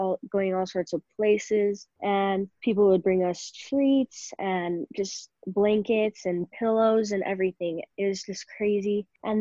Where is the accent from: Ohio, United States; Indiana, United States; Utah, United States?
Utah, United States; I'm 14 and I'm from Utah